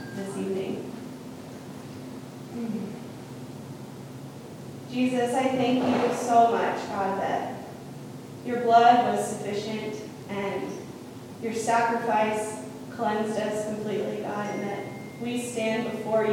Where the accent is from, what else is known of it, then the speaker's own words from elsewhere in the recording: Tucson, Arizona, United States; I'm from Tucson, so that's another city.